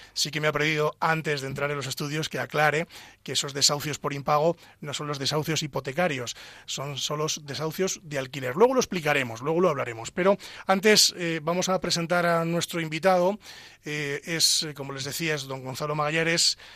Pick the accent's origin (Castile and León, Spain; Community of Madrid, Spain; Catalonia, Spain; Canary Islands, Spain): Castile and León, Spain; Pedro Bernardo; soy abogado de Ávila, concretamente de Pedro Bernardo